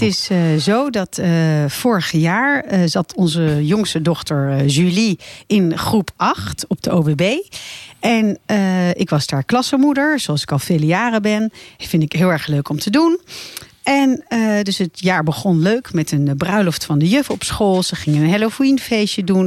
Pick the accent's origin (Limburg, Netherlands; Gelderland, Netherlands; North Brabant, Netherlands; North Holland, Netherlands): North Holland, Netherlands; Laren; now in Blaricum, Netherlands; ik kom eigenlijk oorspronkelijk uit Laren. Oh, dus ik ben een beetje een Larense die nu in Blaricum woont